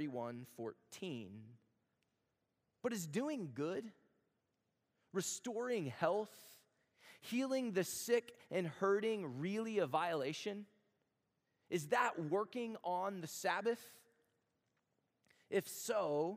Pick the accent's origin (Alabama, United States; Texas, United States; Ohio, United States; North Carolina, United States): Texas, United States; moved away; I'm from Texas